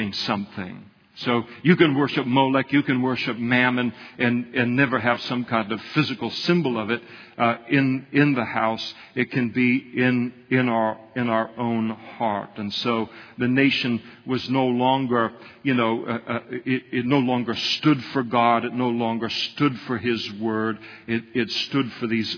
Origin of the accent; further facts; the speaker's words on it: United States; I'm an American